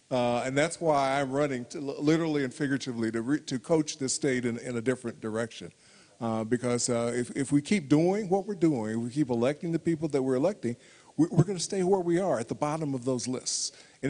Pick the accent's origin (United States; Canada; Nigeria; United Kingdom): United States; Indianapolis, Indiana; I grew up in 46218, which is where a lot of the community is angst and issues are today. I grew up in the Indianapolis Public Schools